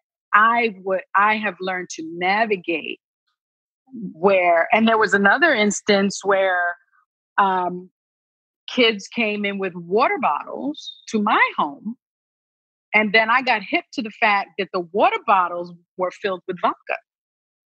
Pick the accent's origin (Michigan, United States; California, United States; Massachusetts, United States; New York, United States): New York, United States; New York City; I grew up in the South Bronx.